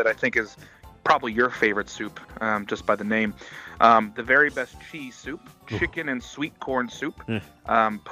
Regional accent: Maryland, United States; I grew up in Maryland for my whole life

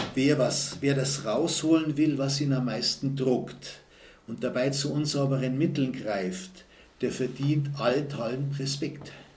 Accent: Munich, Bavaria, Germany; bei uns in München

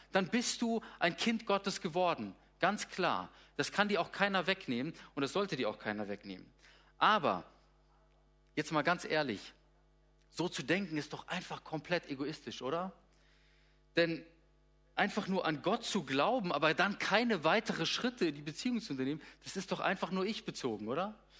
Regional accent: Darmstadt, Hesse, Germany; moved away as an adult; also born or lived in Gummersbach; now in Lippe, Germany; Ich bin aufgewachsen in Südhessen, in Darmstadt, habe dort äh, ja, so ziemlich meine ganze Kindheit und Jugendzeit verbracht bis zum 18. Lebensjahr

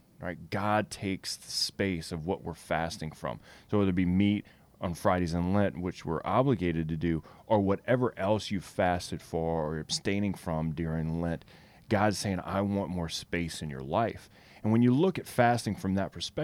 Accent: Louisiana, United States; I'm from Louisiana

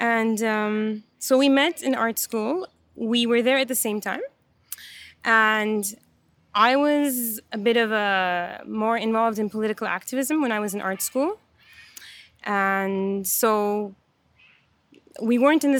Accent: Istanbul, Turkey; moved away as an adult; also born or lived in Vancouver, Canada; now in Montreal, Canada; So I was born and raised in Istanbul, in Turkey. And when I was 19, I went to school in Vancouver.

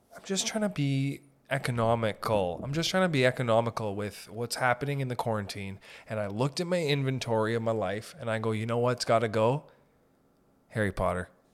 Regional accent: Sault Ste. Marie, Ontario, Canada; we're from Sault Ste. Marie up north

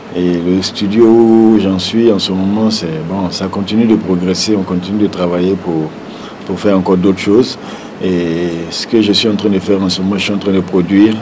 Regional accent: Burkina Faso; on est burkinabé

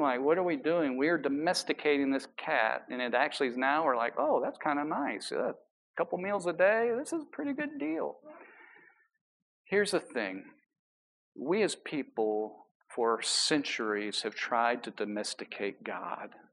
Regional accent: New York City, New York, United States; I was from New York

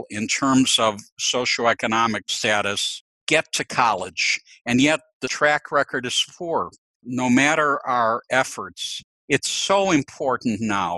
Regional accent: Chicago, Illinois, United States; I was born in Chicago to two parents who were immigrants from the Ukraine

